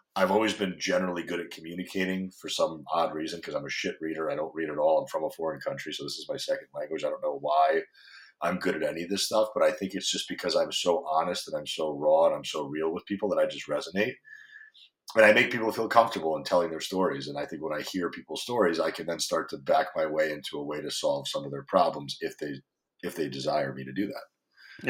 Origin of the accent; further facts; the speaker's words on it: Greenwich, Connecticut, United States; moved away as an adult; now in California, United States; Greenwich, Connecticut, where I grew up, or where I spent most of my time as an adult